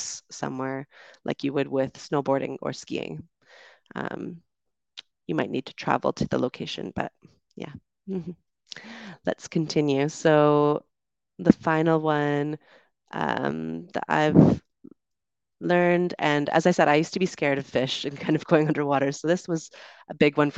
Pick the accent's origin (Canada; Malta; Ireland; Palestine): Canada; moved away; also born or lived in United Kingdom; It might be my accent. I'm from Canada, and so we do tend to enunciate a bit more, I think.